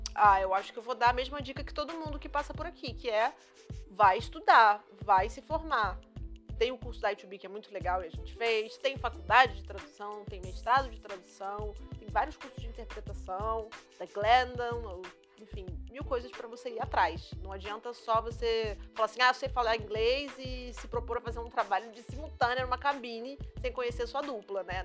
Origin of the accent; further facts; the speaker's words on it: Brazil; Estamos aqui em Portugal, somos brasileiros.